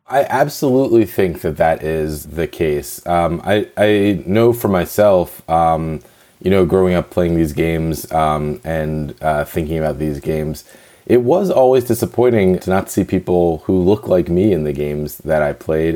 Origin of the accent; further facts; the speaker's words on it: New Jersey, United States; moved away; I'm East Coast and I was born in New Jersey.